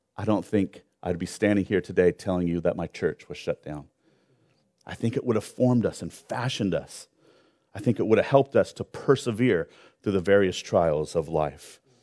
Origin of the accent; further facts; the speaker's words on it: Long Beach, California, United States; also born or lived in Orange County; I grew up in Long Beach